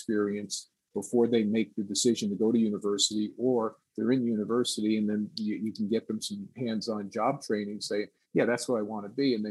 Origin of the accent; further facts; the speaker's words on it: Woodbridge, New Jersey, United States; growing up in New Jersey, and I was a linebacker